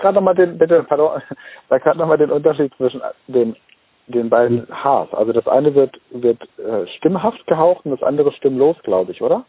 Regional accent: Germany; als Deutscher

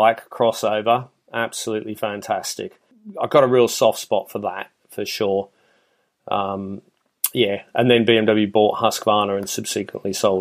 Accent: Australia; moved away; I'm originally Australian

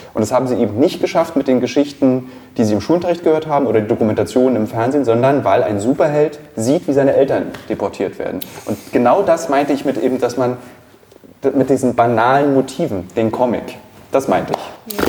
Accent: Berlin, Germany; Als Berliner, als Gebürtiger

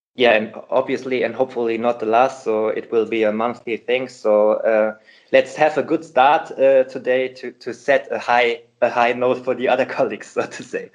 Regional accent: Hamburg, Germany; Hamburg here because it's my hometown

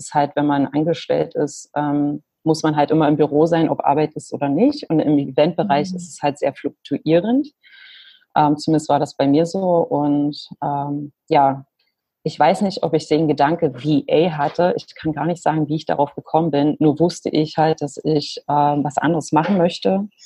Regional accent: Lutherstadt Wittenberg, Saxony-Anhalt, Germany; also born or lived in Leipzig; now in New Zealand; ich bin ursprünglich aus Lutherstadt Wittenberg. Da das aber kaum jemand kennt, äh, vor allem hier in Neuseeland, sage ich natürlich nie Wittenberg.

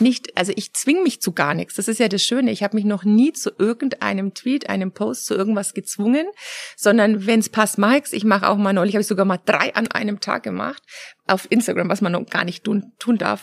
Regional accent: Germany; als Deutscher

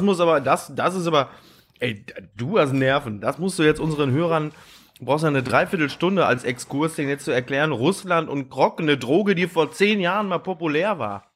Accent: Ruhr area, North Rhine-Westphalia, Germany; ich komme aus dem Ruhrgebiet

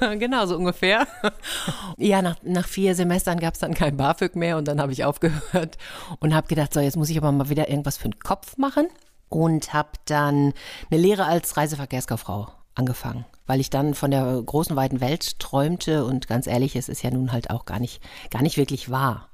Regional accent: Gütersloh district, North Rhine-Westphalia, Germany; moved away as an adult; also born or lived in Lippstadt / Madrid / Nuremberg; now in Hamburg, Germany; Okay, also in Lippstadt bin ich geboren. Ich bin dann im Kreis Gütersloh aufgewachsen

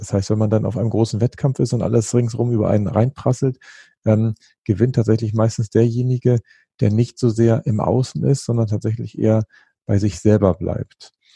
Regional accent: Northern Germany, Germany; Ich bin ja als, als Norddeutscher

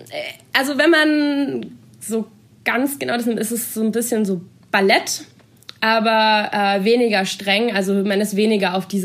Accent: Baden-Württemberg, Germany; Genau, ich komme aus Baden-Württemberg, äh

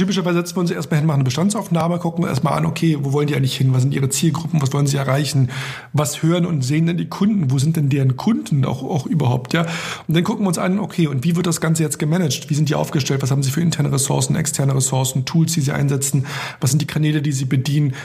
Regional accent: Germany; als Europäer, als Deutscher

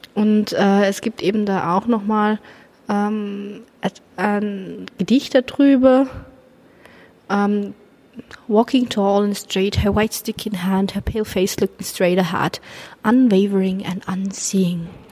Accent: Germany; bei uns in Deutschland

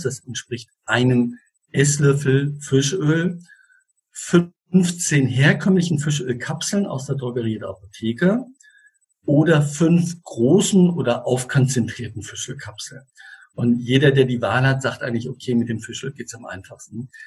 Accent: Switzerland; ich komme ja aus der Schweiz und der kleine Ort Einsiedeln ist 25 Kilometer Luftlinie von mir entfernt

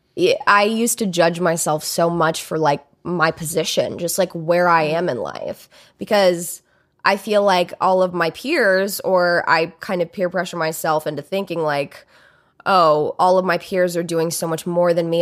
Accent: Alabama, United States; I grew up in Alabama

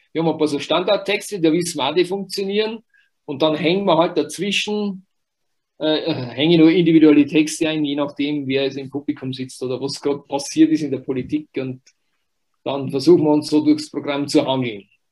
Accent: Wurz, Bavaria, Germany; ich bin im Wurz aufgewachsen, Wurz, äh, Gemeinde Büchersreuth, also ein kleines Dorf

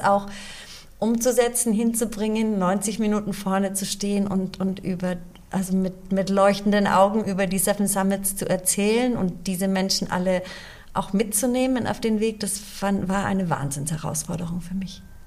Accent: Munich, Bavaria, Germany; also born or lived in Chicago, United States; bin da aufgewachsen, bis ich sieben Jahre alt war. Dann sind wir nach Deutschland gezogen. Mein Vater hat die Zelte abgebrochen, wir sind nach München ausgewandert und ich bin dort auch gleich in die zweite Klasse gegangen

